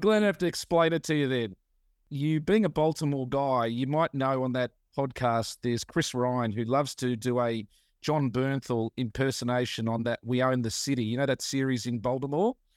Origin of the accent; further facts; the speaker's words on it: Australia; growing up in Australia